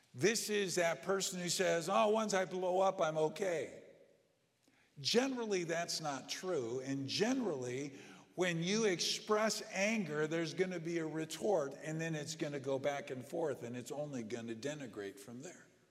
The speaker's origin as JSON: {"language": "English", "region": "Southern California", "country": "United States", "tie": "born or raised there", "said": "I grew up in Southern California"}